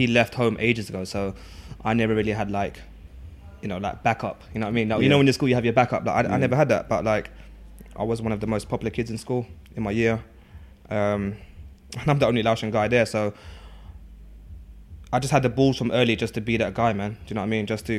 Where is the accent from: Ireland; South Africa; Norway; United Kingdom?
United Kingdom; East Ham, London; And I mean, growing up in East London, East Ham, you know, I went to, my secondary school was like, probably, yeah, it was the largest school in Newham with over 1,000 pupils there. And I'm the only Lao person there from Laos.